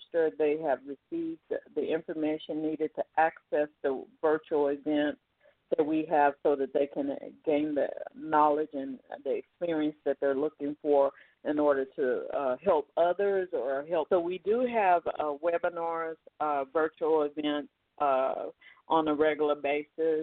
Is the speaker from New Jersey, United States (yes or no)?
no; Oklahoma, United States; moved away; also born or lived in Texas; I lived in Texas as well. I started out in urban Texas, but I grew up in Oklahoma.